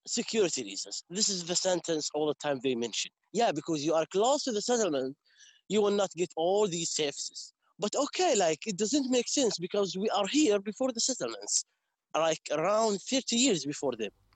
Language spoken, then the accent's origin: English; Umm al-Khair, West Bank, Palestine; English is a second language; also born or lived in Yatta / Hebron; I'm uh, from Omar umm Khair Village, South Hebron Hills